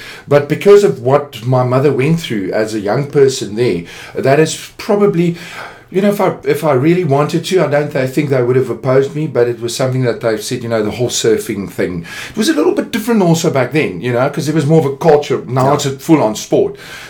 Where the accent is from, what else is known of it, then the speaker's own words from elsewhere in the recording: Jeffreys Bay, Eastern Cape, South Africa; born there; I was actually born in the Eastern Cape in a little nest of delight. I was born in Jeffreys Bay.